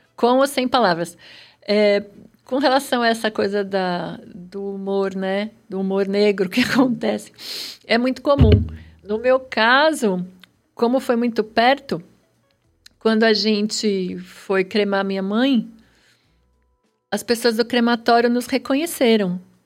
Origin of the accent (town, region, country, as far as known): São Paulo, Brazil; born or raised there